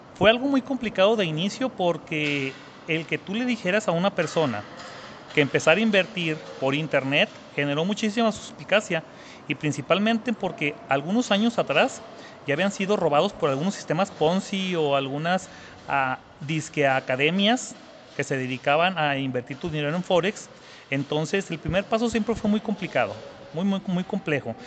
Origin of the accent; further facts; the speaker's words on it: Zacatecas, Mexico; soy de Zacatecas, México, y tengo 38 años de edad.